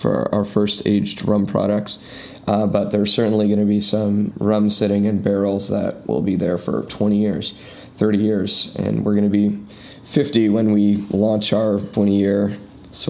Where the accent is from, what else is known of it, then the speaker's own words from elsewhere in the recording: San Francisco, California, United States; moved away as an adult; now in Washington, D.C., United States; I'm from San Francisco